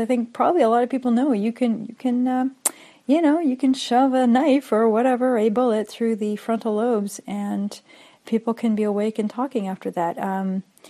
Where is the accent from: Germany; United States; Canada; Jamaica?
Canada; as a Canadian